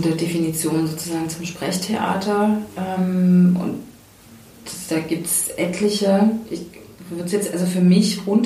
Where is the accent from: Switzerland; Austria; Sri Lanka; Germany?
Germany; Leipzig, Saxony; Ich bin in Leipzig groß geworden und weiß noch, dass ich in irgendeinem so Haus war, so ein Künstlerinnenhaus